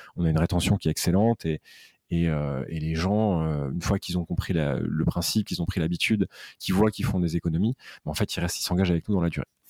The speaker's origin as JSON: {"language": "French", "town": "Aix-en-Provence", "region": "Provence-Alpes-Côte d'Azur", "country": "France", "moved": "as an adult", "lives_now": "Paris, France", "said": "je suis originaire d'Aix-en-Provence, d'une maman corse et d'un papa polono provençal."}